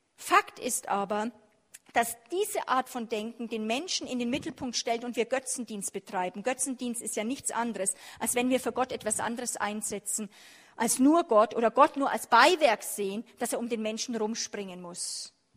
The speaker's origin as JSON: {"language": "German", "country": "Germany", "said": "wir als Deutsche"}